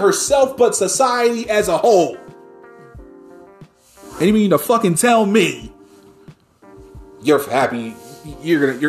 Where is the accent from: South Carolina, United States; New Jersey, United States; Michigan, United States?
New Jersey, United States; my home state of fucking New Jersey